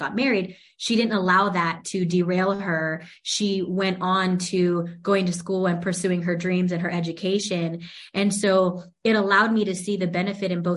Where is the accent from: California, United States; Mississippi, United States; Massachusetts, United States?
California, United States; La Puente; I am born and raised in La Puente, actually. And That's LA County still